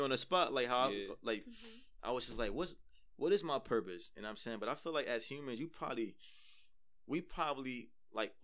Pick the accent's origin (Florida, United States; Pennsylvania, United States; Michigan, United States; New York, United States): New York, United States; New York City; I'm from the East, born and raised in the East.